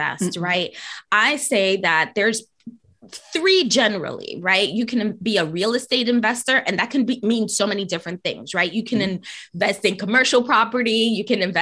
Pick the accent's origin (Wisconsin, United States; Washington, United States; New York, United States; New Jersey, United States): New York, United States; New York City; I grew up in the Bronx